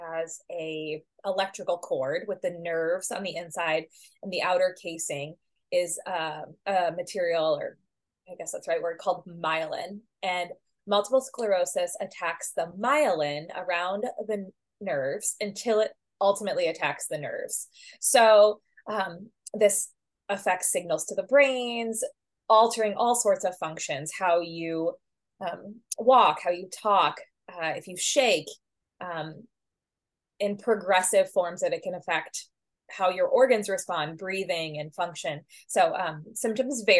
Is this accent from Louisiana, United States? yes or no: no; St. Louis, Missouri, United States; moved away as an adult; also born or lived in Kansas City; now in St. Paul, United States; I grew up in St. Louis.